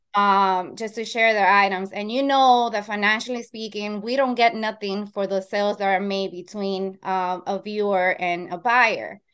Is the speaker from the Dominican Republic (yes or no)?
yes; Dominican Republic; now in Long Island, New York, United States; I am Dominican, that's my home country, Dominican Republic, and I am based in New York, Long Island